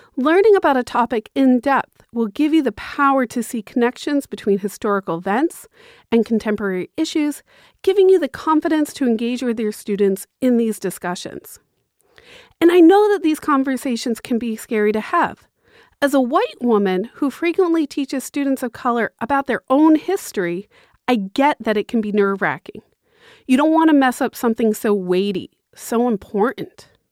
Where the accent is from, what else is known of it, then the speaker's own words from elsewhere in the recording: Massachusetts, United States; I'm from Massachusetts